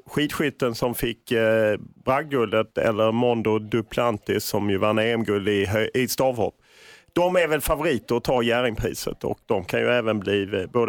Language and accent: Swedish; Lund, Skåne, Sweden; jag är ju från Lund.